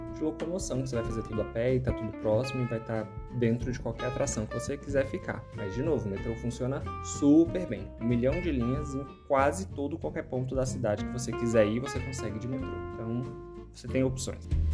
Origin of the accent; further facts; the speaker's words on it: Brazil; sim, sou brasileiro